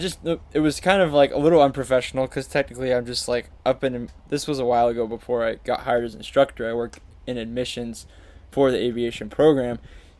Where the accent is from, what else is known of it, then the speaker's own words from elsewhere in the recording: Ohio, United States; I grew up Mennonite in Ohio.